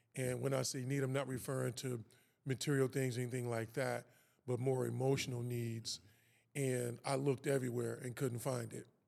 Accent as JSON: {"language": "English", "town": "Kansas City", "region": "Missouri", "country": "United States", "tie": "born or raised there", "also_born_or_lived": "West Coast", "said": "Kansas City, Missouri is, is, is where I'm from. That's where I was born and raised."}